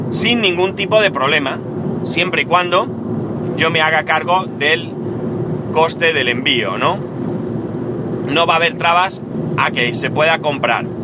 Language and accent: Spanish; Spain; yo que soy español y vivo en España